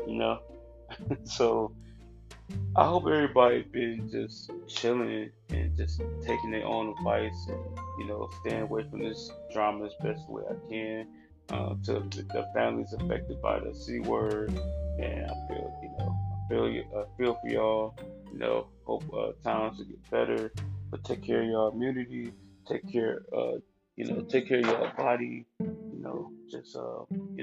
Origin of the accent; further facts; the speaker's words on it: Cleveland, Ohio, United States; also born or lived in Columbus, Ohio; I recently moved back to Cleveland like a couple months ago. I was in Columbus like last year and partly this year, but you know, things happen. You know, I miss my hometown